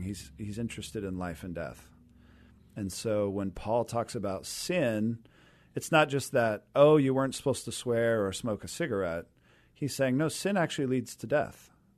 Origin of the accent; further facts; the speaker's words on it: Renton, Washington, United States; also born or lived in Seattle; I grew up down in the Renton area and, uh, Renton Highlands, so kind of that East Renton corner there